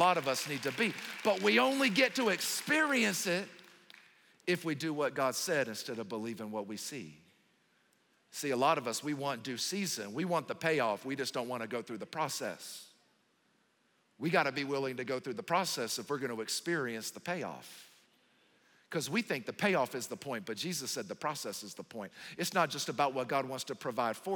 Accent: the South, United States; moved away; I'm from the South

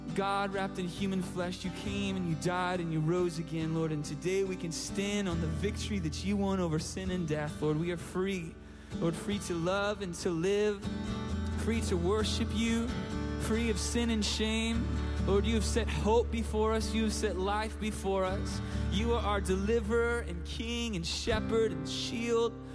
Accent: San Diego, California, United States; I'm from San Diego, California

